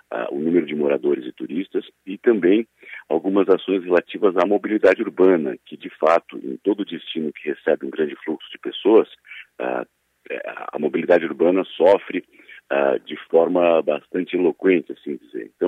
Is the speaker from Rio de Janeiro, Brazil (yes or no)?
no; Criciúma, Santa Catarina, Brazil; born or raised there; now in Florianópolis, Brazil